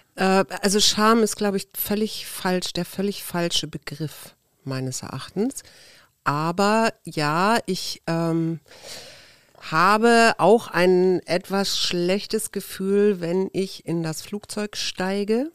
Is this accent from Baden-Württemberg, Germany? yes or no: no; Hamburg, Germany; ich bin ja in Hamburg groß geworden